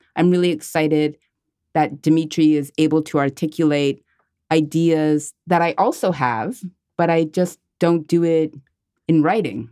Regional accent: Montreal, Quebec, Canada; I am a Montreal-based artist, and I was born and raised in Montreal

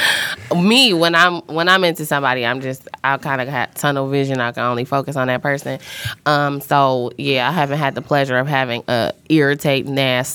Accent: Detroit, Michigan, United States; I like the West Side. I'm from the West Side.

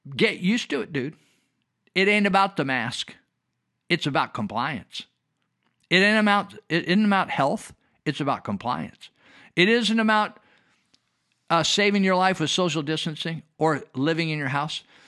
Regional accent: United States; I'm an American. I am not a Russian

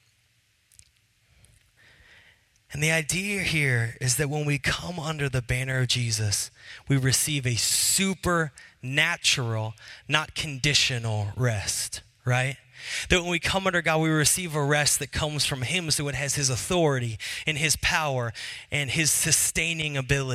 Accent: Seattle, Washington, United States; I was from Seattle

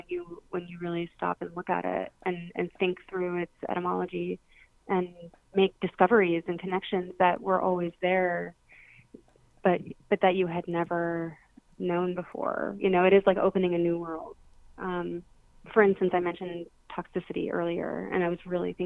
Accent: Florida, United States; I studied it in school growing up in Florida

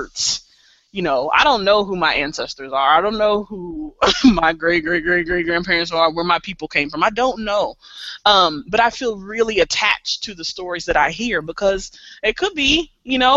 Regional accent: Missouri, United States; I'm from Missouri

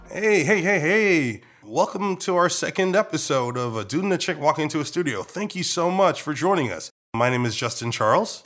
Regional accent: Trinidad & Tobago; accent: Trinidadian; moved away as an adult; now in Washington, Maryland, Virginia area, United States; Trinidadian. I, I was born and raised here.

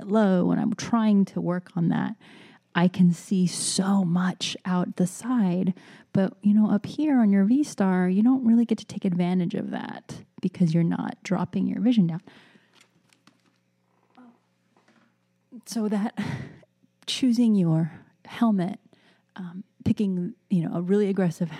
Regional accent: California, United States; moved away; I miss my home state so much

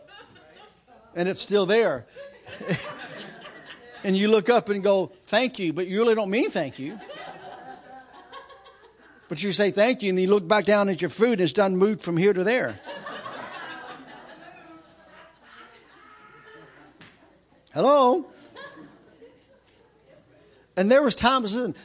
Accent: United States; I'm American

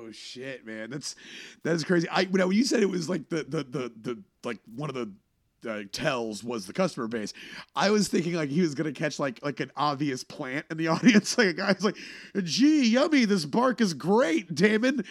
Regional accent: Texas, United States; moved away as an adult; also born or lived in Boston; when I first flew back to, back to Texas, I did a show at my hometown

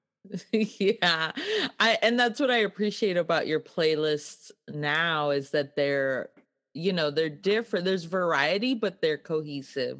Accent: Laredo, Texas, United States; we grew up in Laredo on the mm. border

